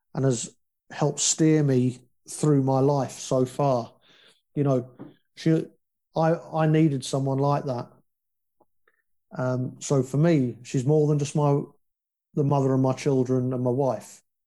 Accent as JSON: {"language": "English", "country": "United Kingdom", "also_born_or_lived": "Northern Ireland", "said": "we're British"}